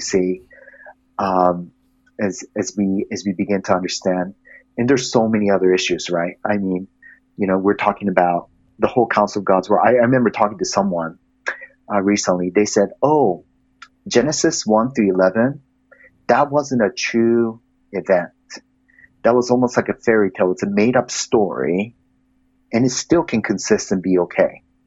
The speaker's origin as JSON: {"language": "English", "country": "Japan", "tie": "born or raised there", "also_born_or_lived": "Malaysia", "moved": "yes", "lives_now": "United States", "said": "I grew up in Japan majority of my life."}